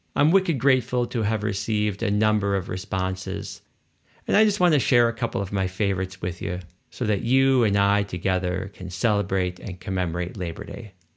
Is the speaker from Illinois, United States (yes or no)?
yes; Chicago, Illinois, United States; my hometown of Chicagoland, USA